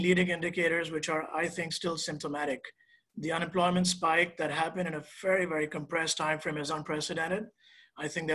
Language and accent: English; India; moved away; I'm originally from India, and that's where I spent my formative years